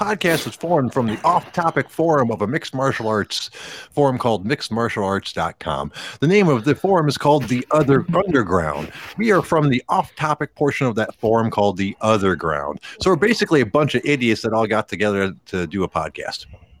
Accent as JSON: {"language": "English", "town": "Detroit", "region": "Michigan", "country": "United States", "said": "I'm from Detroit. I'm in Detroit right now. The suburbs of Detroit, technically."}